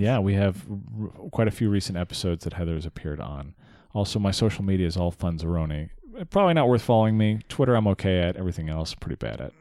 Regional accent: United States; My Americanness was a problem

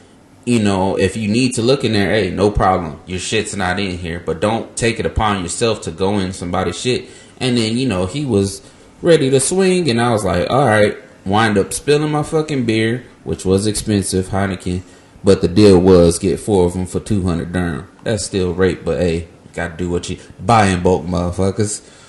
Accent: Ontario, California, United States; I'm from Ontario, not Canada.

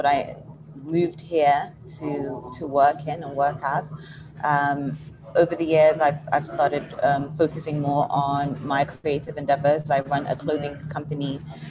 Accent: Nigeria; I am a Nigerian

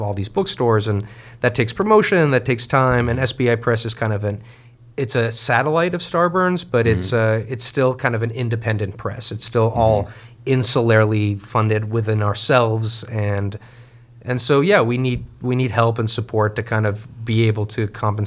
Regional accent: Mexico; moved away; as a Jewish Mexican growing up in Mexico

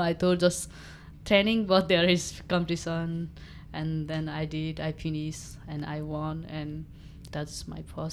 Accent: eastern Nepal, Nepal; first language Nepali; English is a second language; I grew up, it's very remote area, uh, of, uh, Nepal. There, uh, east of Nepal

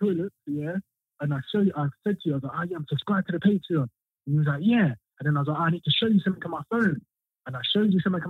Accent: Northampton, East Midlands, United Kingdom; And I'm from Northampton

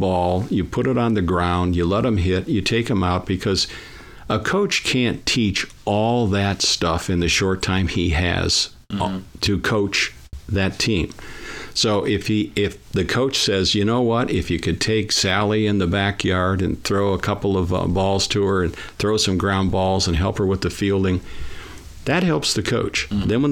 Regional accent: Lorain, Ohio, United States; I was born in Lorain, Ohio, just a little bit left of the stadium, going west

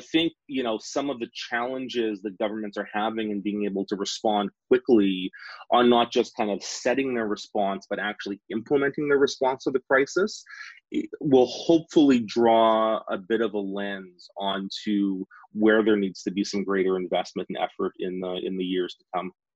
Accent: Saskatchewan, Canada; I grew up in Saskatchewan. I'm a Western Canadian

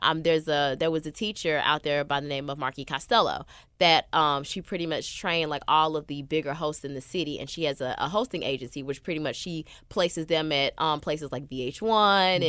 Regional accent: Memphis, Tennessee, United States; moved away as an adult; now in Los Angeles, United States; I've been in East Memphis my whole life, so I lived off like Kirby, like mm. the mm-hmm. Kirby Hickory Hill area. That's where I grew

